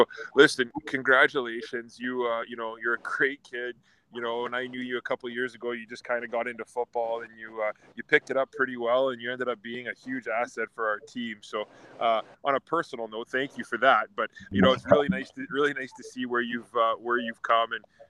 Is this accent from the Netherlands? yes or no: no; Wawa, Ontario, Canada; he's from my hometown of Wawa, Ontario